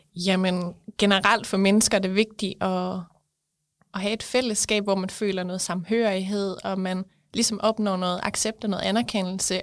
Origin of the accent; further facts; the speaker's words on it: West Jutland, Central Denmark Region, Denmark; jeg kommer fra Vestjylland